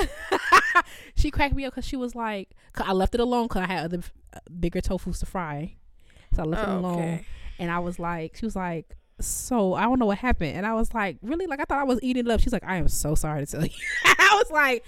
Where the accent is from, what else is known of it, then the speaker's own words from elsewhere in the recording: Evanston, Illinois, United States; I'm from Evanston